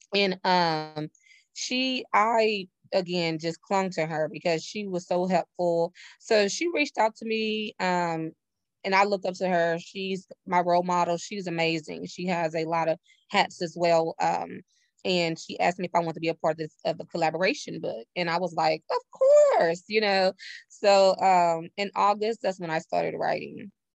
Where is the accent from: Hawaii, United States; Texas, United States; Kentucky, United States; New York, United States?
Texas, United States; Navasota; now in Houston, United States; I'm originally from Navasota, Texas, which is like the outside hour away from Houston, Texas, where I currently reside